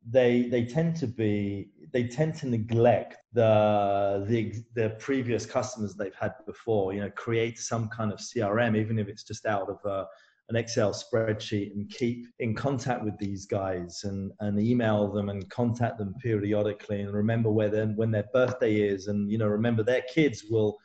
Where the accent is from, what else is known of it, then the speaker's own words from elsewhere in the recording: England, United Kingdom; being English